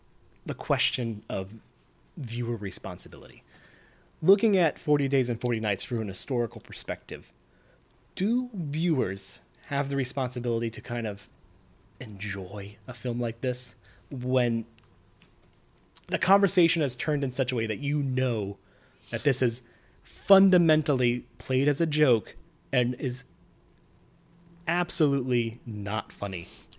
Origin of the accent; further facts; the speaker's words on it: Nevada, United States; I'm from Nevada.